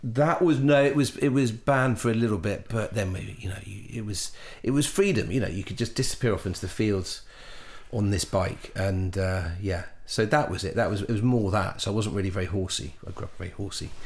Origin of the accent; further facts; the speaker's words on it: Chippenham, South West England, United Kingdom; I grew up in Wiltshire Chippenham just outside Chippenham